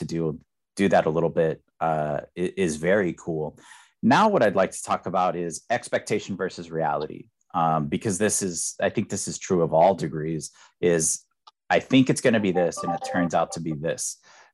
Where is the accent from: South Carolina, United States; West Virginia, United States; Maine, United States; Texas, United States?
Texas, United States; I'm from Texas, so we have really good state schools